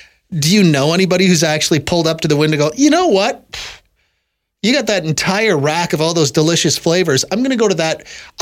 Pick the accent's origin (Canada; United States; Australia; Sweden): Canada; Manitoba; I am from Manitoba originally.